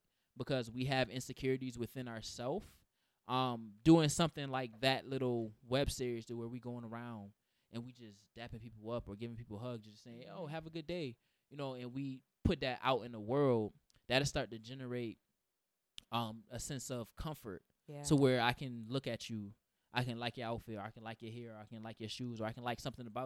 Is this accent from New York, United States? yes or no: yes; Rochester, New York, United States; I'm from the, you know, the west side of Rochester.